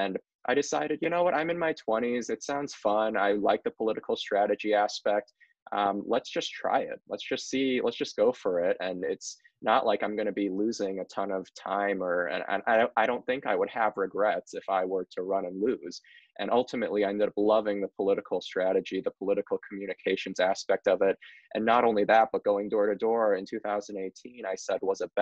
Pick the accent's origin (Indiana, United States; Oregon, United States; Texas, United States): Indiana, United States; Northwest; also born or lived in New York City; I moved back from New York City to Northwest Indiana in 2016.